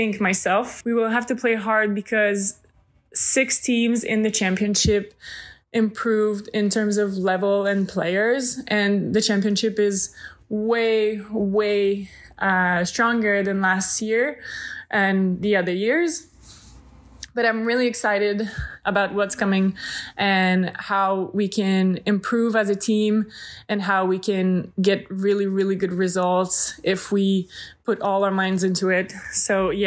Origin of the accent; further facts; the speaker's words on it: Repentigny, Quebec, Canada; moved away as an adult; now in Romania; I'm from Repentigny, Quebec